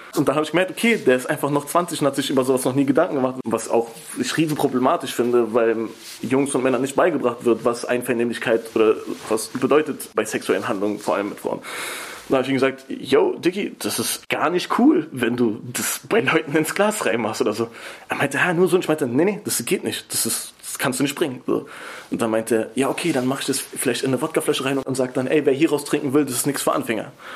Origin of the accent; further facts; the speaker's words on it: Berlin, Germany; Ich komme natürlich irgendwie aus Kreuzberg, aber zum Beispiel bei mir ist es so, ich komme nicht aus einer bildungsfernen Familie